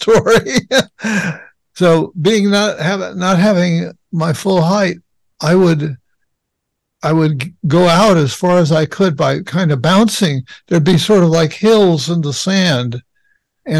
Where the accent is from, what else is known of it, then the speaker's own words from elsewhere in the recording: Los Angeles, California, United States; I grew up in Los Angeles